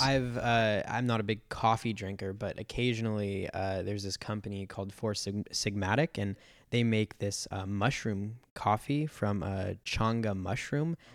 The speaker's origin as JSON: {"language": "English", "town": "San Diego", "region": "California", "country": "United States", "tie": "born or raised there", "said": "I grew up in San Diego"}